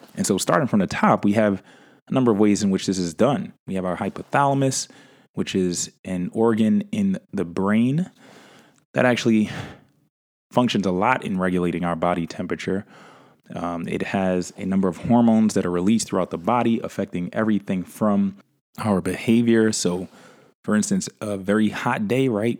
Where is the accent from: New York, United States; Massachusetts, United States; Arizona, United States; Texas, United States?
New York, United States; New York City; my hometown, New York City, right? Where we have a variation of weather